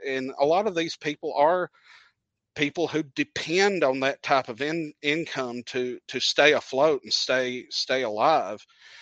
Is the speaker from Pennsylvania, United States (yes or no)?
no; Coffee County, Tennessee, United States; I'm from Coffee County, Tennessee, the home of Bonnaroo Music Festival